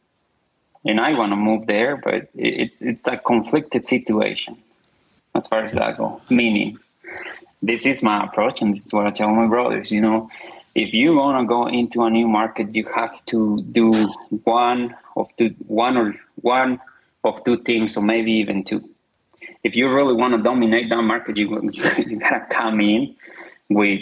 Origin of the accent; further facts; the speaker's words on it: Zacatecas, Mexico; moved away; It's a very, very small town. It's in a state of Zacatecas